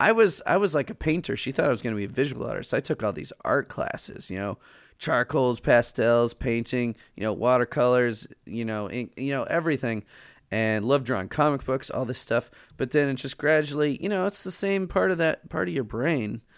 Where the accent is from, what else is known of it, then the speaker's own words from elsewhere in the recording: Chicago, Illinois, United States; they moved to Chicago, and I, I grew up in Chicago